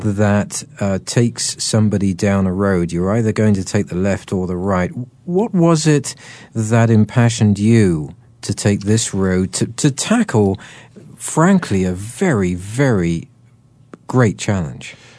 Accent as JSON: {"language": "English", "country": "United Kingdom", "said": "I'm terribly British"}